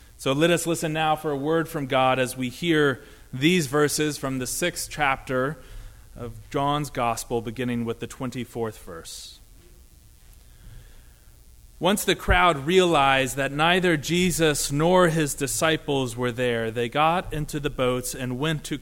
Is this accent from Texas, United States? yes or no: no; Dayton, Ohio, United States; my hometown of Dayton, Ohio